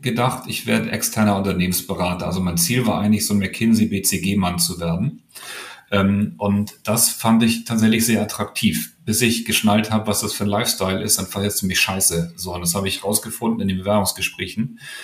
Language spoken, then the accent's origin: German; Hamburg, Germany; ich bin groß geworden ganz im Westen, ähm, in Lurup heißt das.